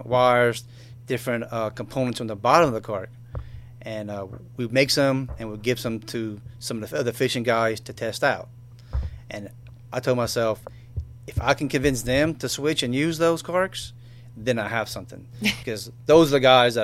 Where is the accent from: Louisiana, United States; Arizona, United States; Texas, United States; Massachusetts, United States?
Louisiana, United States; Cut Off; I grew up in Cutoff, and I went to South Lafourche High School, graduated in 1993